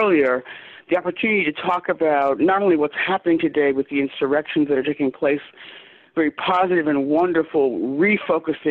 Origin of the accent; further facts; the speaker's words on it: Chicago, Illinois, United States; moved away as an adult; I'm from Chicago